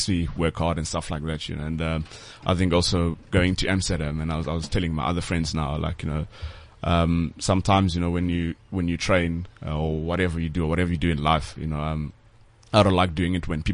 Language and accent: English; Duduza, Gauteng, South Africa; also born or lived in Mpumalanga; I'm from Duduza, a little township